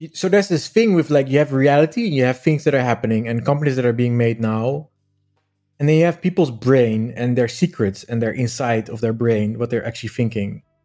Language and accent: English; Netherlands; also born or lived in Amsterdam; I'm originally from Holland. Um, Amsterdam, kind of. I wasn't born there, but I lived there a lot